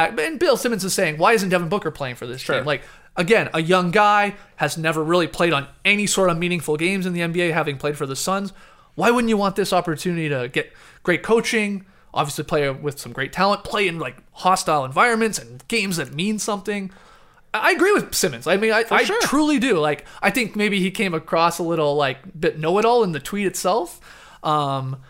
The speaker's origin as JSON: {"language": "English", "country": "Canada", "said": "as a Canadian"}